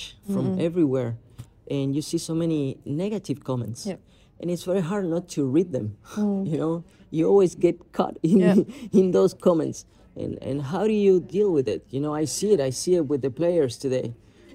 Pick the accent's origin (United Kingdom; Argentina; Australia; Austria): Argentina; when I started to become more popular in my home country in Argentina